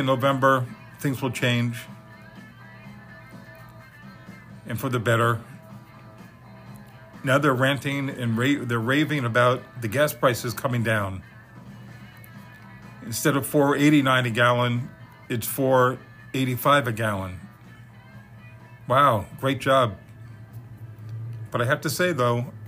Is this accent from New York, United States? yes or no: yes; New York, United States; also born or lived in Deerfield Beach, Florida; now in Florida, United States; three guys I grew up with in New York